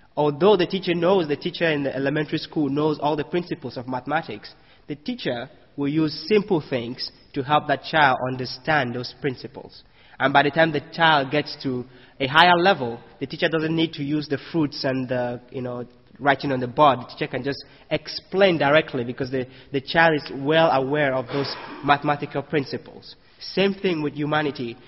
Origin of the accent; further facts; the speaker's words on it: Cameroon; moved away as an adult; now in United States; I come from Cameroon. You know, I come to the U.S.